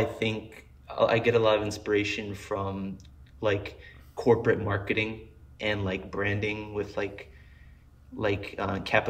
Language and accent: English; Colorado, United States; born there; I was born in Colorado, so this is driving around like in Colorado, like young as shit